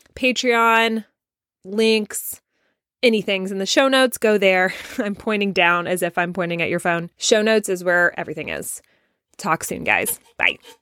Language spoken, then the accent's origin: English; the South, United States; accent: southern; my southern accent coming out a little bit